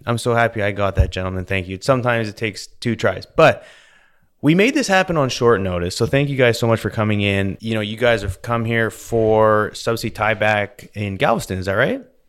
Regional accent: British Columbia, Canada; now in Houston, United States; Growing up in British Columbia, lots of mountains

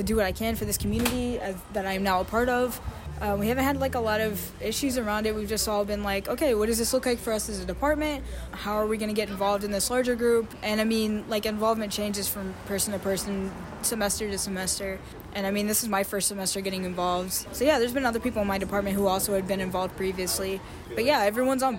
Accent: Kentucky, United States; moved away as an adult; now in Bloomington, United States; I'm from Kentucky, which is, you know, a coal state.

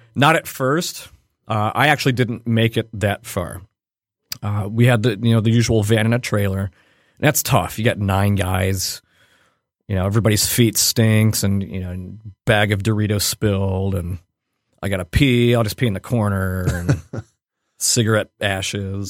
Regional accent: Cleveland, Ohio, United States; I grew up in Cleveland where we're all from Cleveland.

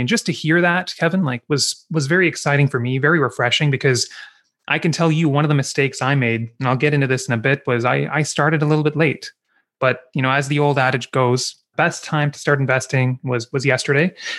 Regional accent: Kingston, Ontario, Canada; also born or lived in Vancouver, British Columbia; I grew up in Kingston

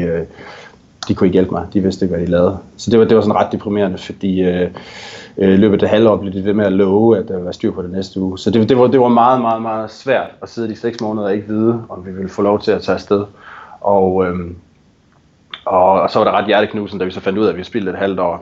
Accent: Denmark; moved away as an adult; now in Vancouver, Canada; mit hjemland, øh, og også mig selv som dansker

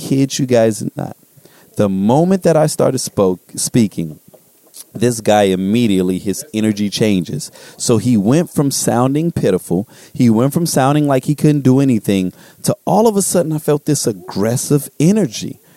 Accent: United States; I'm not going to pretend like I'm not an American

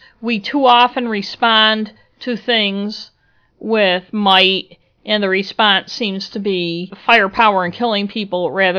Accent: Western New York, United States; now in Maine, United States; we're originally from Western New York.

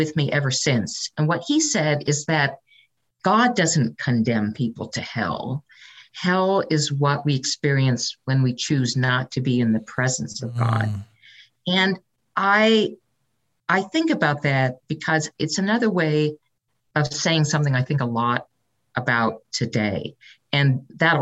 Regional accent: San Francisco Bay Area, California, United States; I was raised in the San Francisco Bay Area

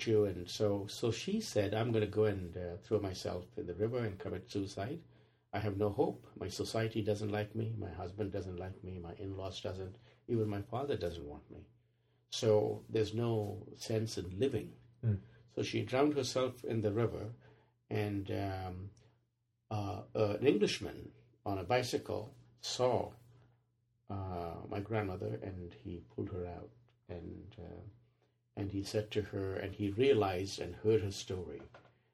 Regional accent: Mori, Andhra Pradesh, India; now in United States; I grew up in India. I grew up in a remote village. The village is called Mori.

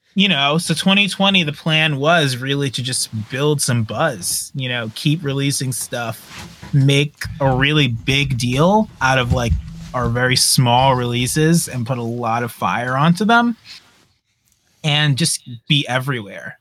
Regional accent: New York, United States; I'm from New York

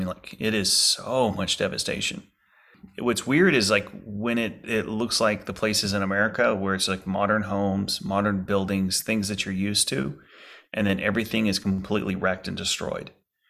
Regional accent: Lake Charles, Louisiana, United States; home was hit in Lake Charles, Louisiana, by Hurricane Laura and then Hurricane Delta. So my city, my hometown city, just got hit so hard.

